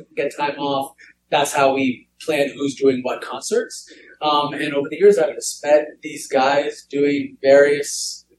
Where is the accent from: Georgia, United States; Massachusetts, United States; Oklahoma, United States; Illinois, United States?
Massachusetts, United States; Boston; born in Boston, Massachusetts.